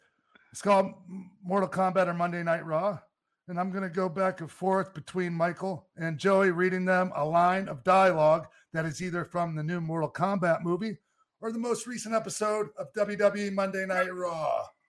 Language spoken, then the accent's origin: English; Toronto, Ontario, Canada; I'm from Toronto, Canada.